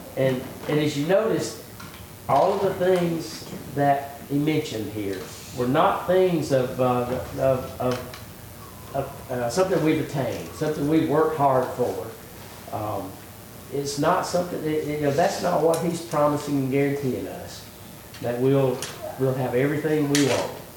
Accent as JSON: {"language": "English", "country": "United States", "tie": "born or raised there", "said": "I was born in America"}